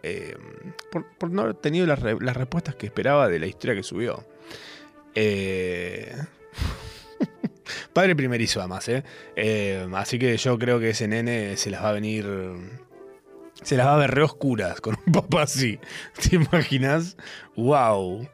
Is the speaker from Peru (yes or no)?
no; Argentina; si yo no fuera argentino